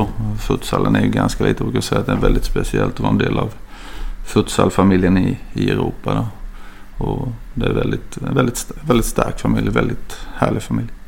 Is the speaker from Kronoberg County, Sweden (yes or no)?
yes; Ljungby, Kronoberg County, Sweden; moved away as an adult; also born or lived in Växjö; now in Tumba, Sweden; Jag kommer inte lika långt ner som till Skåne men väl till Småland. Så jag är mm. född och uppvuxen i Ljungby